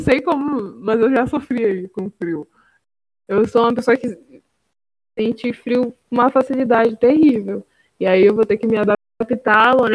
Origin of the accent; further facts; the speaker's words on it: Amapá, Brazil; moved away as an adult; now in Santa Catarina, Brazil; eu sou da Amapá